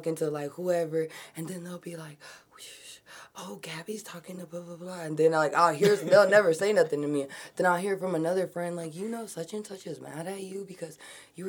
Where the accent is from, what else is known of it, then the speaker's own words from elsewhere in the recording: Eagan, Minnesota, United States; also born or lived in Burnsville, Minnesota; I mainly grew up like in the suburbs. I would say like Burnsville, Eagan